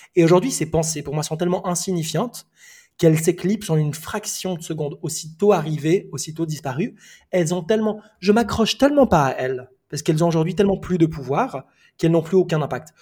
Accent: Switzerland; also born or lived in Lebanon; now in Bali, Indonesia; Je suis né euh, au Liban, j'ai grandi en Suisse et aujourd'hui je vis à Bali

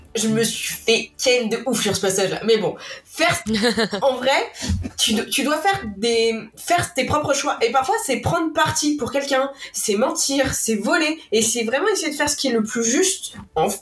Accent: France

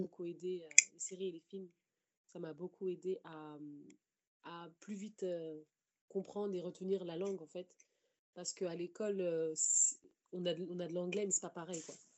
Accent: Paris, Île-de-France, France; j'ai grandi en fait dans Paris et dans sa banlieue.

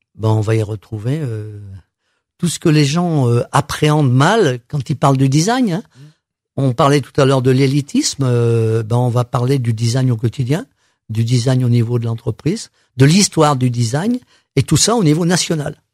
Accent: Saint-Étienne, Auvergne-Rhône-Alpes, France; Je suis stéphanois

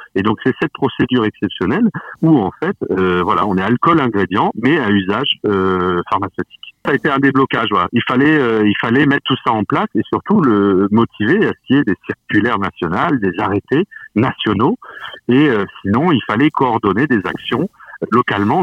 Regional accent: Mulhouse, Grand Est, France; moved away; j'ai grandi à Mulhouse, j'ai de la famille

